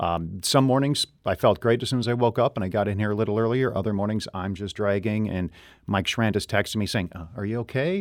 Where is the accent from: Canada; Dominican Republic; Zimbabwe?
Canada; Renfrew, Ontario; now in St. Louis, United States; I grew up in a town of about 8,000 people, uh, mm-hmm. uh, Renfrew, Ontario, Canada.